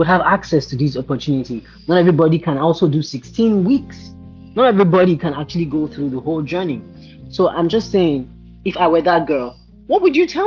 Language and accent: English; Nigeria; I'm Nigerian